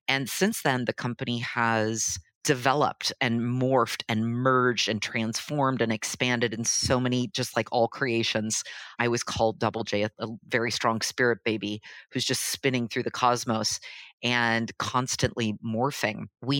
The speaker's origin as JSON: {"language": "English", "town": "Los Angeles", "region": "California", "country": "United States", "tie": "born or raised there", "moved": "as an adult", "lives_now": "Milan, Italy", "said": "I grew up in Los Angeles, actually, before it was cool. So LA in the late 70s, early 80s was not the place to be. I grew up in a really sporty family, not at all kind of culturally attuned."}